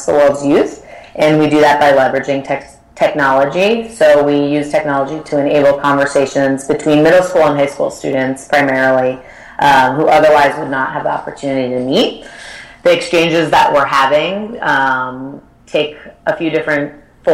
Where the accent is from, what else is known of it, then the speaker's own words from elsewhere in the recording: Connecticut, United States; So I grew up in Connecticut, in a small town in Connecticut